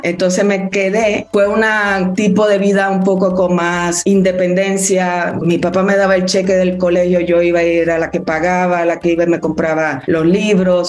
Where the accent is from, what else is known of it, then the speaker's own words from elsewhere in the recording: Dominican Republic; moved away as an adult; also born or lived in Mexico City, Mexico; Yo fui la única que nací en Dominicana